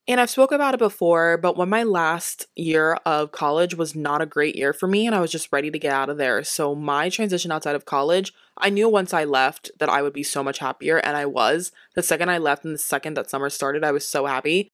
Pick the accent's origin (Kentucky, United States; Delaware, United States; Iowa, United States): Delaware, United States; I'm from Delaware too.